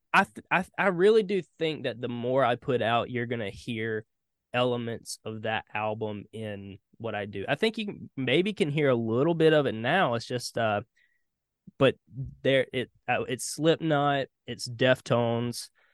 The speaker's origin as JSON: {"language": "English", "town": "Hartsville", "region": "South Carolina", "country": "United States", "tie": "born or raised there", "said": "I'm from South Carolina. Uh, born and raised. Uh, small town called Hartsville."}